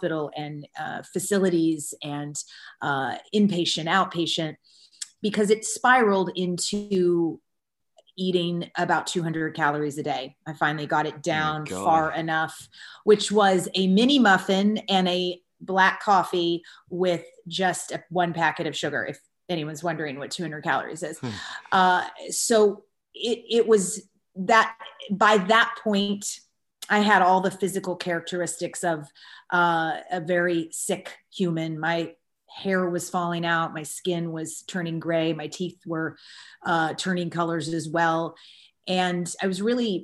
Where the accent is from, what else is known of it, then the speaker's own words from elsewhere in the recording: Kentucky, United States; I grew up in the South in the United States in Kentucky